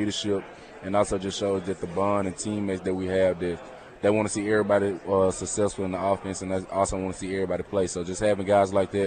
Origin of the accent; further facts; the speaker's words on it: Mississippi, United States; I'm from Mississippi